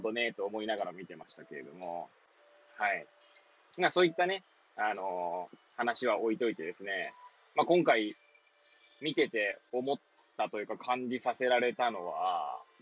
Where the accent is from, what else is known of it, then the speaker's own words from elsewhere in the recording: Hachioji, Tokyo, Japan; moved away; 八王子生まれ、八王子育ち